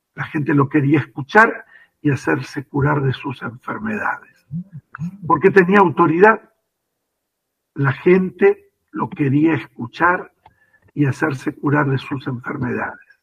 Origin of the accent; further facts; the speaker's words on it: Argentina; nuestra vida como argentinos